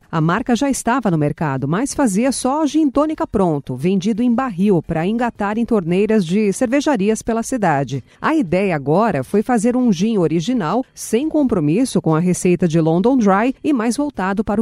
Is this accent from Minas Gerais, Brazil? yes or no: no; Bahia, Brazil; Eu digo no meu livro que eu não sei se eu sou eu sou judia baiana, baiana judia. Eu sou baiana, sou judia.